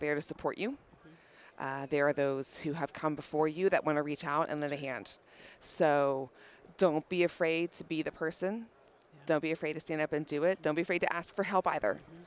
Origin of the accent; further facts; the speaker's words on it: Atlanta, Georgia, United States; I'm from the Atlanta, Georgia area